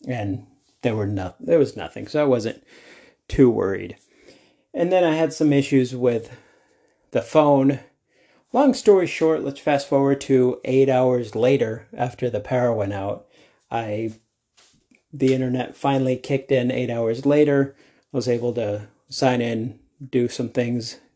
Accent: Denver, Colorado, United States; I'm from Denver.

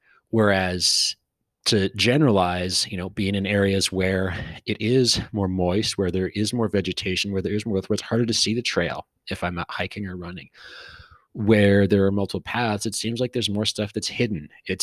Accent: West Coast, United States; You know, I grew up on the West Coast, and there's a lot of green.

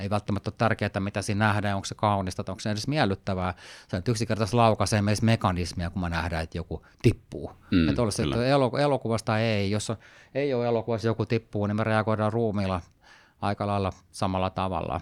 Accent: Sweden; moved away; mä oon tämmöinen osittain ruotsakana, mä oon kasvanut Ruotsissa, suomalaisesta taustaa

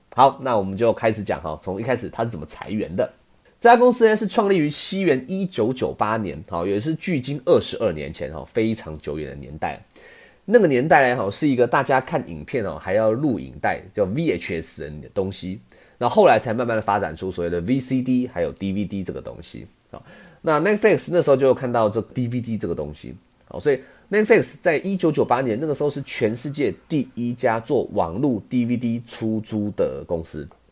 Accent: Taiwan; 我们台湾人

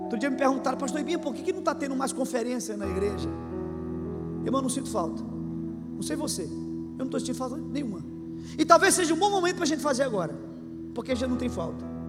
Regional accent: Brazil; a gente é brasileiro

